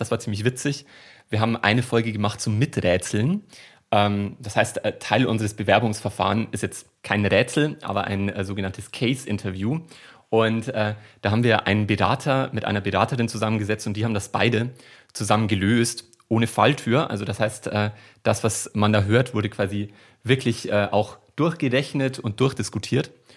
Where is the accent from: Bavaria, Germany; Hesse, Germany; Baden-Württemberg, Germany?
Bavaria, Germany; accent: Bavarian dialect; ich komme aus Bayern